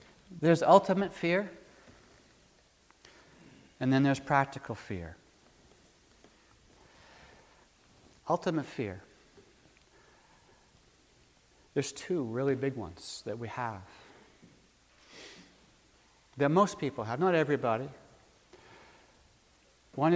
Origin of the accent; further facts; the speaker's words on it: Maine, United States; Back when I was growing up in Maine